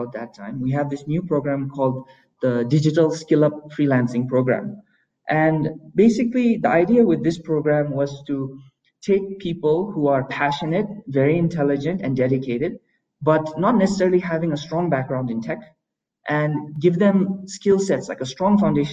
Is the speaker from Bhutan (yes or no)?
yes; Bhutan; here in Bhutan